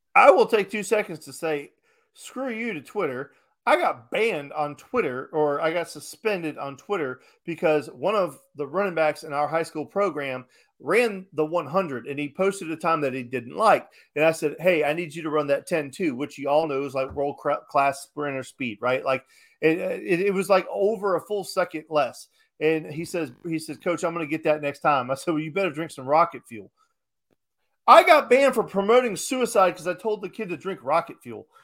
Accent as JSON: {"language": "English", "town": "Chicago", "region": "Illinois", "country": "United States", "tie": "born or raised there", "said": "I was born in Chicago"}